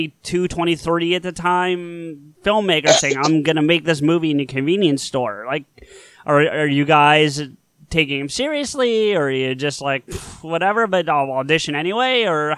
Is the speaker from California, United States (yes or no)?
no; Southern New Jersey, United States; I am from Southern New Jersey, and you know the rivalry between North and South in this state, I'm sure. So, you know, South is South.